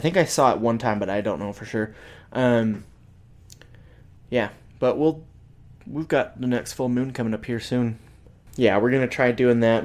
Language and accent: English; Salt Lake City, Utah, United States; now in Logan, United States; I grew up in Salt Lake and we get winter there.